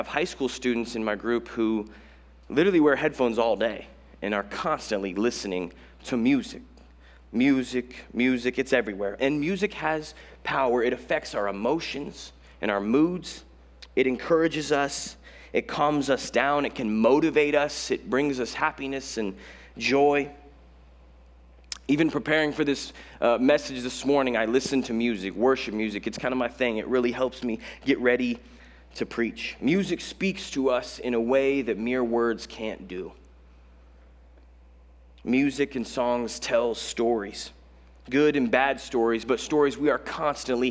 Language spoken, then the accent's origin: English; Colorado, United States; now in Los Angeles, United States; I'm not from Los Angeles. I'm from Colorado, where we have mountains and like a couple lakes